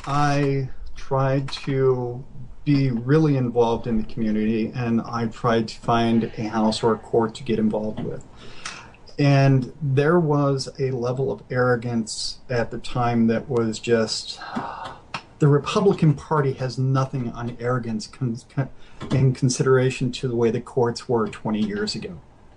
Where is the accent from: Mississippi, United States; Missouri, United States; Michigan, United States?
Mississippi, United States; It's like when I was 13, I spent some time growing up in Mississippi. I've moved all over the place as a kid.